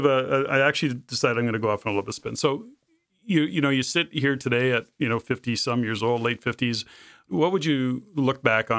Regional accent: Canada; living in the Lower Mainland / Fraser Valley and the rain, and we're Canadian, so we complain about weather

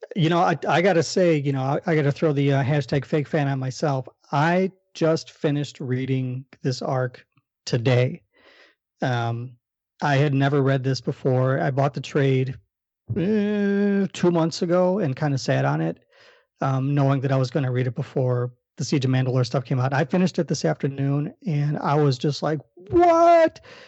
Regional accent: Chicago, Illinois, United States; accent: Chicago

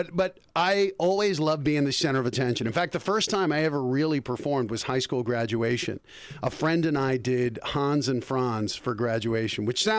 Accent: Colorado, United States; moved away as an adult; also born or lived in Bergen County, New Jersey; now in Los Angeles, United States; From Colorado. Well, actually, I was born in Jersey, Bergen County.

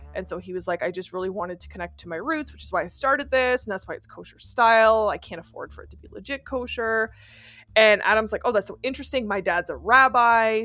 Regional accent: Canada; accent: French (Quebec); first language French; English is a second language; I'm French Canadian, raised Catholic, literally went to a high school in a convent

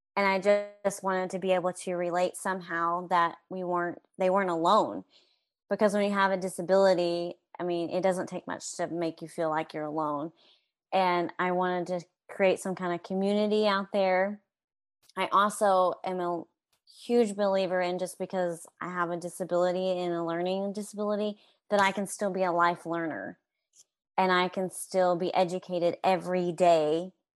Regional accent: Stratford, Oklahoma, United States; now in Pauls Valley, United States; I grew up in Stratford, Oklahoma

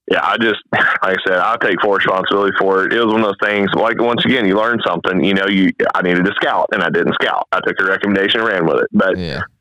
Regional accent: Arkansas, United States; born there; I was born in Arkansas.

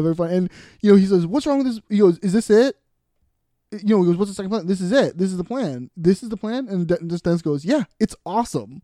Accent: Boston, Massachusetts, United States; we're from Boston

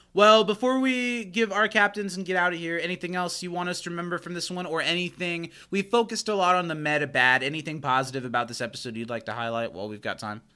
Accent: United States; I'm an American

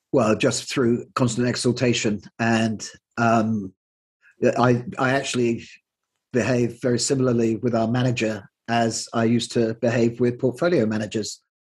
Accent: Plymouth, South West England, United Kingdom; moved away as an adult; I grew up in Plymouth and left at the age of 18 when I went off to university

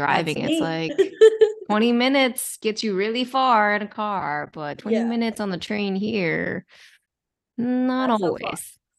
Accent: Maryland, United States; now in New York City, United States; I grew up in Maryland, like close to DC.

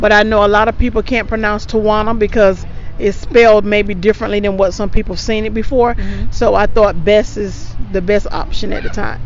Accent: East Coast of North Carolina, United States; I grew up on the East Coast

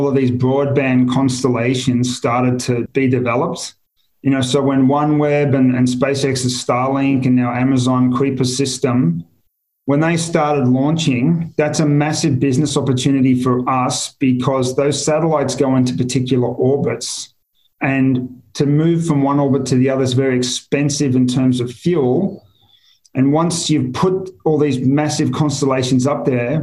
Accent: Australia; moved away as an adult; also born or lived in Singapore; I'm Australian, you know, I know Australia well.

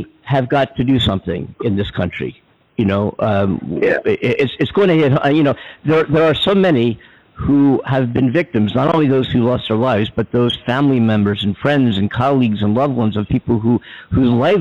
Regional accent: Philadelphia, Pennsylvania, United States; In Philadelphia, my hometown

